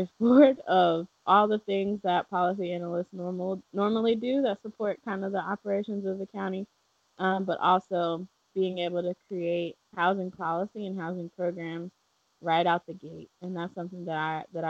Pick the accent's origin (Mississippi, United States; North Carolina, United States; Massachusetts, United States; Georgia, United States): North Carolina, United States; Charlotte; I grew up in Charlotte, so I did not grow up in a place that had farms